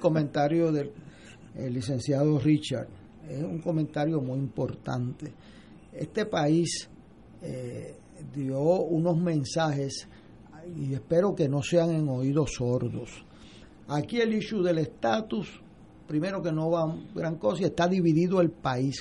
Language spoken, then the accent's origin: Spanish; Puerto Rico; como puertorriqueño